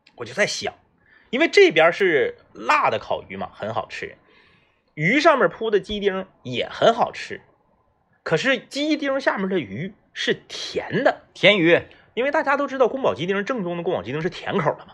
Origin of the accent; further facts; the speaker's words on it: Northeast China, China; 作为一个土生土长的东北人